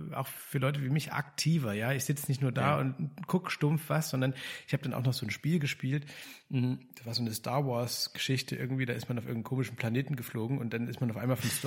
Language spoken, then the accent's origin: German; East Germany, Germany; ich mich als Ostdeutscher